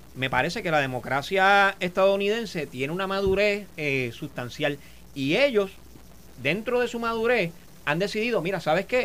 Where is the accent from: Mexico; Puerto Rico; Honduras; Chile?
Puerto Rico; como puertorriqueños